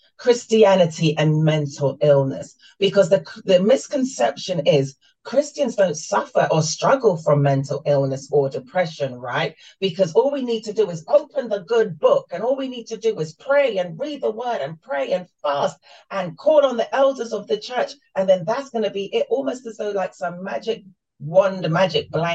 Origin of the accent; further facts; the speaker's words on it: London, United Kingdom; I'm born and raised in London, but my mother's from Jamaica